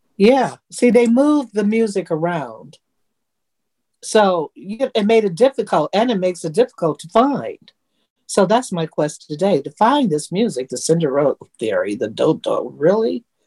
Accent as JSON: {"language": "English", "town": "Detroit", "region": "Michigan", "country": "United States", "said": "I'm from Detroit"}